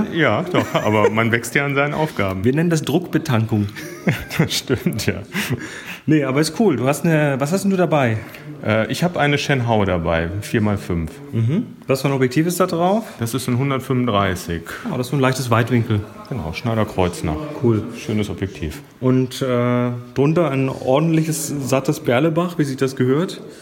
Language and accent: German; Rheine, North Rhine-Westphalia, Germany; ich komme aus der Rheine.